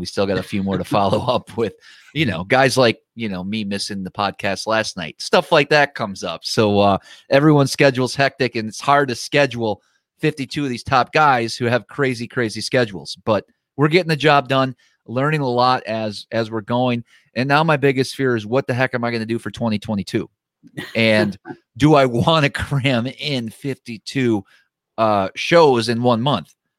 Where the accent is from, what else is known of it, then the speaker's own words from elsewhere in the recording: Wisconsin, United States; I grew up in Wisconsin